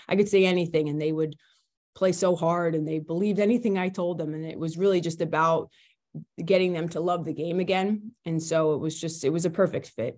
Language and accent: English; New York, United States; moved away as an adult; also born or lived in New Hampshire; now in Sutton, United States; I grew up in New York, went to Catholic school